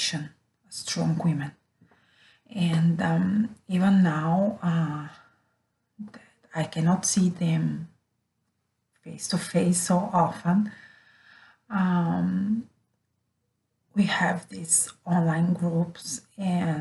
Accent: Bulgaria; moved away as an adult; now in Rome, Italy; I'm from Bulgaria, Europe, born there many years ago. And since 2016, I'm living with my family in Rome, Italy.

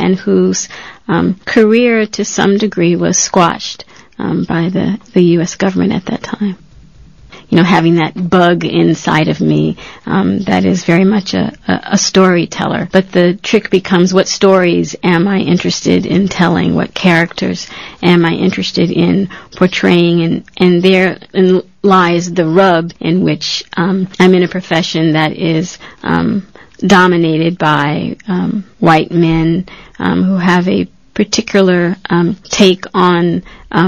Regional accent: Long Island, New York, United States; I grew up on Long Island

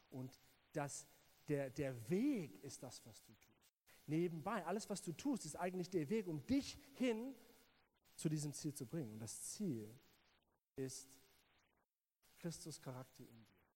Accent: South Africa; German is a second language; alle hören meinen englischen Akzent und denken, ich bin Amerikaner, ähm, aber ich bin Südafrikaner. Und ähm, ja, ich bin in Südafrika groß geworden

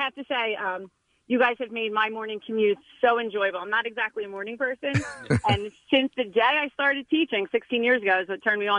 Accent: Philadelphia, Pennsylvania, United States; I'm from, born and raised in Northeast Philly.

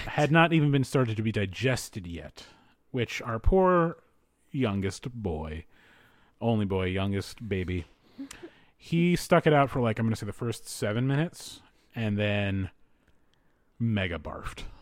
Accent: East Coast, United States; moved away; I grew up on the East Coast

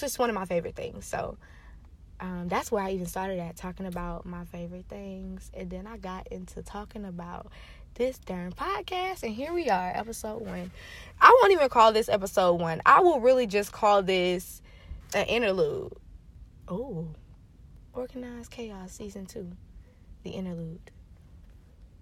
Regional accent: Lakeland, Florida, United States; now in Atlanta, United States; I'm from Florida. I'm from Central Florida

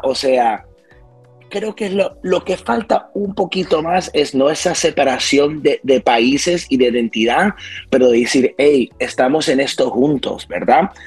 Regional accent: West New York, New Jersey, United States; Yo fui criado en un pueblecito que se llama West New York, New Jersey

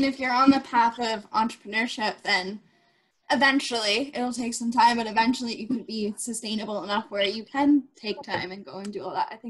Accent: United States; now in Kingston, California, United States; I've moved around quite a lot. I grew up in the States, moved to Canada, so it's.

